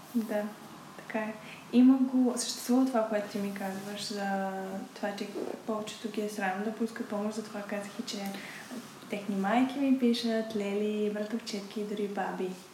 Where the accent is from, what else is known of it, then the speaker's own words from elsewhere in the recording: Bulgaria; съм се родила точно в България